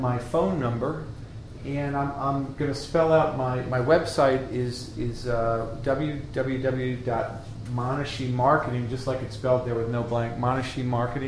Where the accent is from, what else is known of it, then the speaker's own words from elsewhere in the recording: Connecticut, United States; also born or lived in Europe; I'm from Connecticut, and I belong to IAC, the Inventors Association of Connecticut